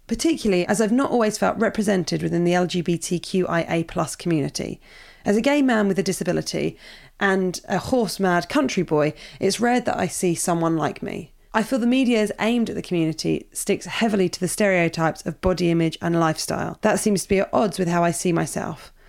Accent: Portsmouth, South East England, United Kingdom; I grew up in Portsmouth

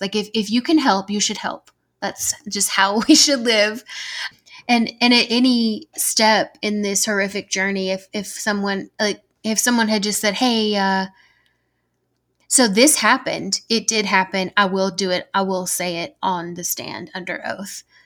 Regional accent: Georgia, United States; accent: southern; I'm from Georgia

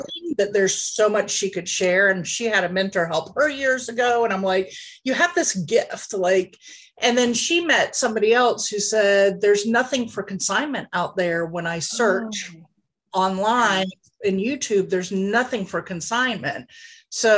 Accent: the South, United States; moved away as an adult; also born or lived in Pennsylvania; My husband's job brought me back down south, which is where I was originally from

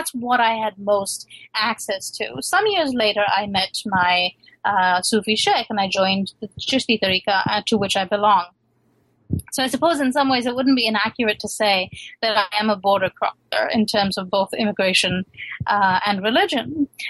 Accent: London, United Kingdom; born there; I'm a true immigrant. I was born in London, but my parents were one of those Pakistanis who decided not to stay in the West.

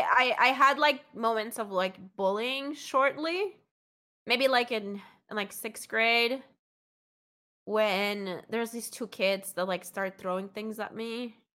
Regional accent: Colombia; moved away; I grew up in Colombia in the nineties

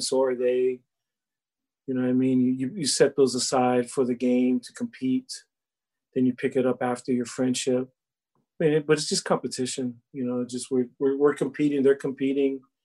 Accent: Laie, Hawaii, United States; moved away; he and I grew up together in Laie.

